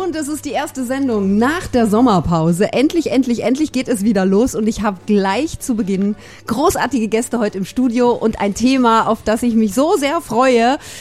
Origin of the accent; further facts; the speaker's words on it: Germany; now in South Tyrol, Italy; ich komme aus Deutschland